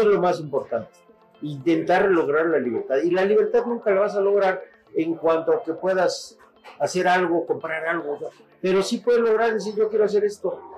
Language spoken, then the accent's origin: Spanish; Mexico; en mi país, yo he conocido todo mi país, todo, conozco todos los estados